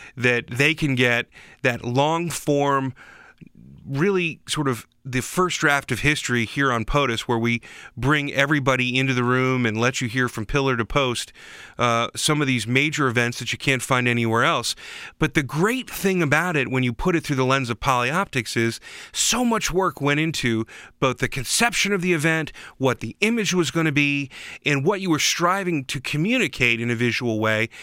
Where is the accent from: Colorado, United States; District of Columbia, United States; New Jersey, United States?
District of Columbia, United States; Washington; I grew up in Washington, D C